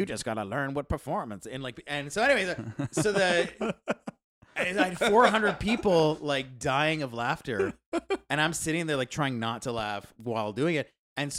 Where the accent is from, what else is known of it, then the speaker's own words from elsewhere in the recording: United States; Yeah. Well, I'm American.